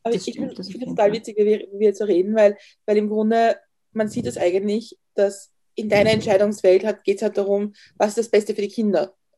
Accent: northern outskirts of Vienna, Lower Austria, Austria; wir sind am nördlichen Stadtrand von Wien aufgewachsen, also Niederösterreich

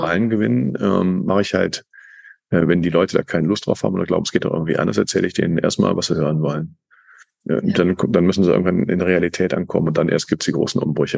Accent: Cologne, North Rhine-Westphalia, Germany; ich eben Kölner bin, mit Kölner Karneval

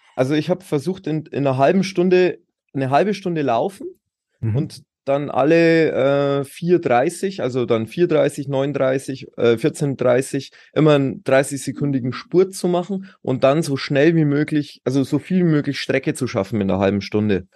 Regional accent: Pullenreuth, Bavaria, Germany; ich komme aus der nördlichen Oberpfalz. In, das ist ähm, Boinerath, also Pullenreuth, wie es so schön heißt. Mhm. Ähm, Landkreis Tirschenreuth und da bin ich sehr, sehr behütet aufgewachsen

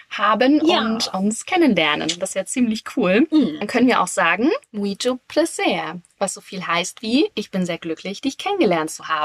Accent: Leipzig, Saxony, Germany; Bei uns in Leipzig

